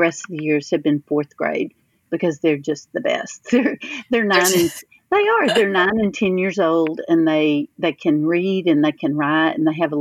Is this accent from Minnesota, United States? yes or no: no; Cameron, Texas, United States; The town that I grew up here in Cameron is not, it's maybe 50 minutes from College Station.